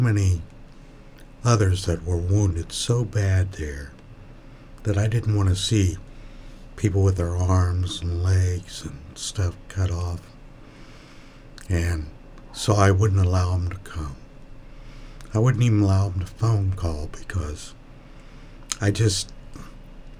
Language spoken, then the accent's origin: English; Sidney, Ohio, United States; my hometown